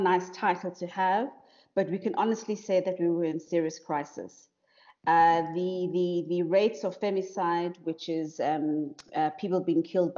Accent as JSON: {"language": "English", "country": "South Africa", "said": "I'm South African"}